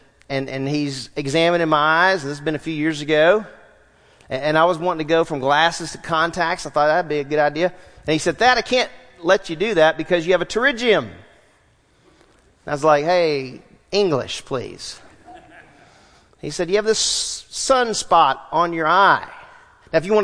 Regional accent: Southwest Louisiana, United States; I grew up in Southwest Louisiana, played outside all the time.

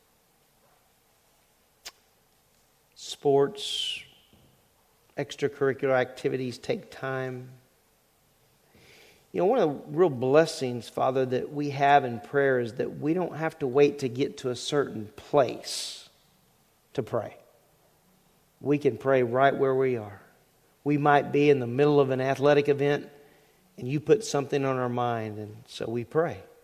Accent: Louisiana, United States; When I was growing up in Louisiana

